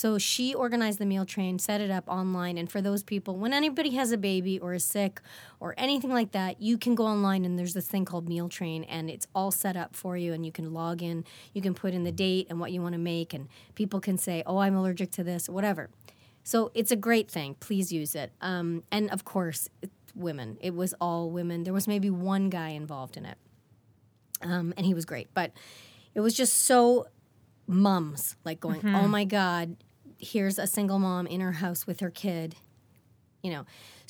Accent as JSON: {"language": "English", "town": "Regina", "region": "Saskatchewan", "country": "Canada", "said": "I'm from Regina"}